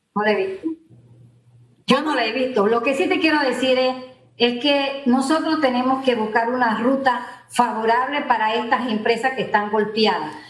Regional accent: Panama; nosotros somos unos panameños

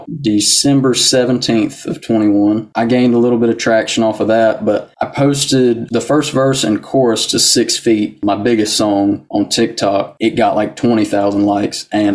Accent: Brown Summit, North Carolina, United States; born or raised there; also born or lived in Yanceyville, North Carolina; now in McLeansville, United States

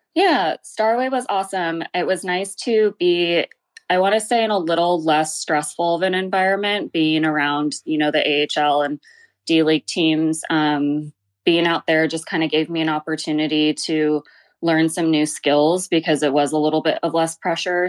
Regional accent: Glendale, California, United States; I grew up in Glendale, California, so not too far from downtown L

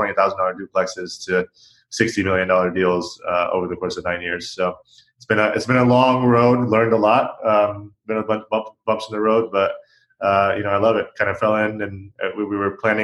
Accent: Orlando, Florida, United States; moved away as an adult; now in Los Angeles, United States; I'm from Florida, Orlando, Florida, with the mouse, and grew up there, pretty much born and raised. Moved to Los Angeles 5 years ago

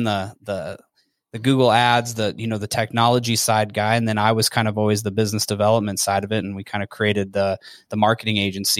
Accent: North Dakota, United States; now in Las Vegas, United States; I'm from North Dakota, actually.

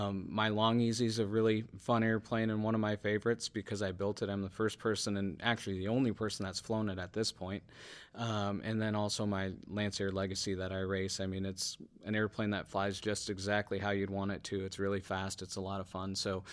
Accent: Brookfield, Wisconsin, United States; I found a local day camp in my hometown of Brookfield, Wisconsin

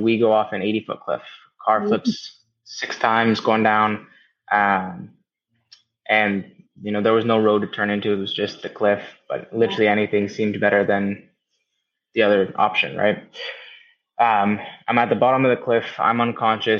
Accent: the Bay Area, Northern California, United States; also born or lived in Marin County, California; I am originally from Northern California, the Bay Area to be exact. I grew up there kind of in the bubble of what was normal

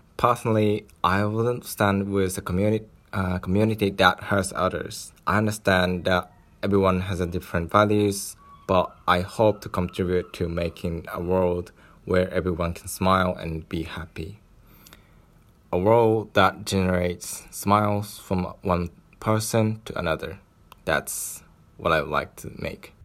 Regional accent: Japan; I was born in Japan and raised with a set of decent social capitals

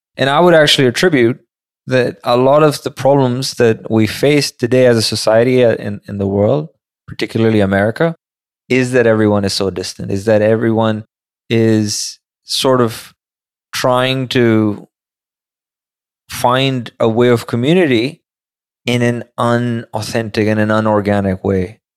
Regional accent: Karachi, Sindh, Pakistan; moved away as an adult; now in New York, United States; I went to school over there, lived, like, twenty years of my life over there. Majority of my life was back home

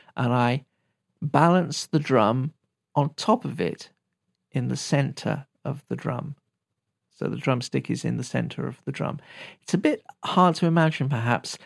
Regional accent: United Kingdom; I'm British

